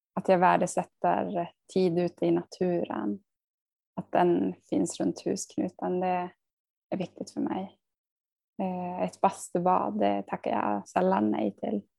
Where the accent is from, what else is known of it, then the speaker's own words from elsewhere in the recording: Tärendö, Norrbotten County, Sweden; now in Sundsvall, Sweden; vi hade ju hemspråksundervisning om det var från ettan till trean i eh, Tärendö